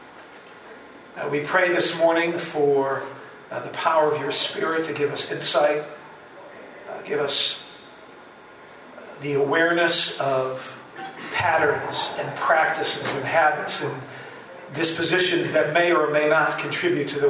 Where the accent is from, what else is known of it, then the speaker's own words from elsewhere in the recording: The Hague, South Holland, Netherlands; moved away as an adult; also born or lived in Chicago area, United States; now in Wheaton, United States; I was a pastor in The Hague, the Netherlands, which is my hometown, born and raised in the Netherlands.